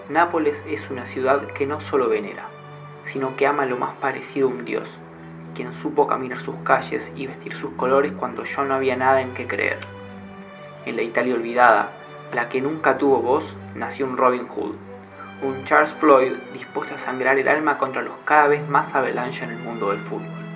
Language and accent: Spanish; Argentina; soy de Argentina